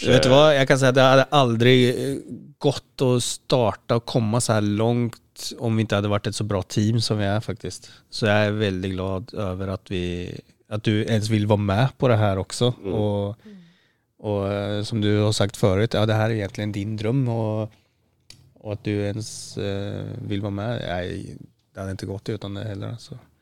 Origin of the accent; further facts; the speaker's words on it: Sweden; ja men folk fatter at jeg er svensk, og det er sånn vi prater i Sverige.